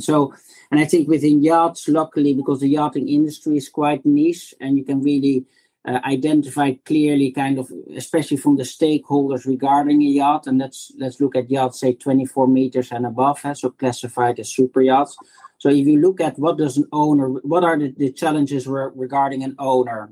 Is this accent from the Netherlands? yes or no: yes; Netherlands; moved away as an adult; also born or lived in United Kingdom / United States; now in Singapore; as you can hear from my accent, I'm originally from the Netherlands.